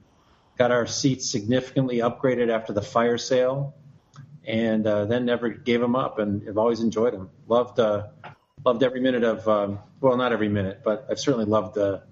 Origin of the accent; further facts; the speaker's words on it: Detroit, Michigan, United States; moved away as an adult; also born or lived in Midwest; now in San Diego, United States; I grew up in Detroit when I was a kid.